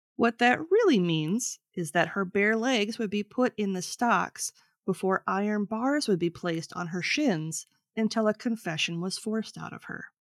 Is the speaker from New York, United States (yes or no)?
no; Minnesota, United States; we're both from Minnesota